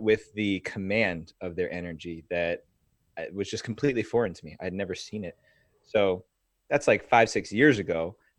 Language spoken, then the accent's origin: English; New Jersey, United States; I grew up in New Jersey